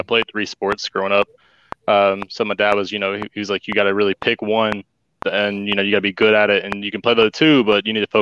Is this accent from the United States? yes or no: yes; Greensboro, North Carolina, United States; also born or lived in San Diego, California; Being from North Carolina, I'm from Greensboro, North Carolina.